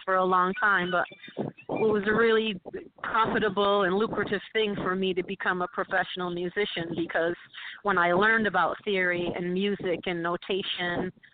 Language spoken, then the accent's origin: English; Utica, New York, United States; born or raised there; moved away as an adult; now in New York City, United States